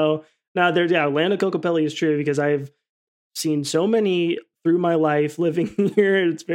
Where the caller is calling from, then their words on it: Scottsdale, Arizona, United States; Oh, yeah, I'm in Arizona, Scottsdale specifically. So the Southwest.